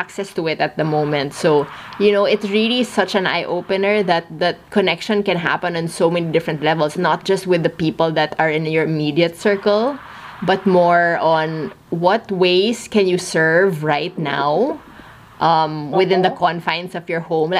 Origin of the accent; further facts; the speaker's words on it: Philippines; we're both Filipino